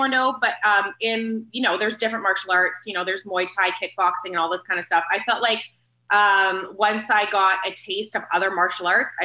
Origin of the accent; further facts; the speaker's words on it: Vancouver, British Columbia, Canada; I was born and raised in Vancouver, Canada. I've never lived anywhere else